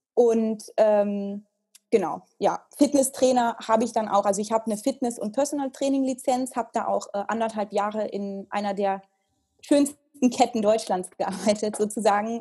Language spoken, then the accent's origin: German; Italy; moved away as an adult; also born or lived in United States; now in Germany; ich bin ja in Italien aufgewachsen